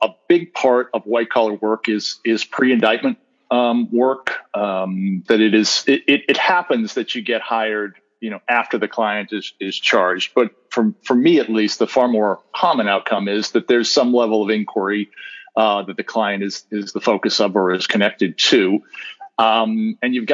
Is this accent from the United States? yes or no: yes; Northeast, United States; moved away; Born and raised in the Northeast, went to school up there, worked as an associate at a small firm in Boston